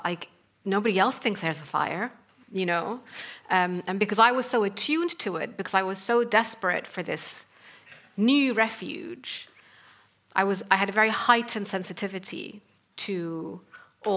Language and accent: English; Sudan; moved away as an adult; also born or lived in North Africa / Middle East; I come from Sudan, and I grew up in North Africa and the Middle East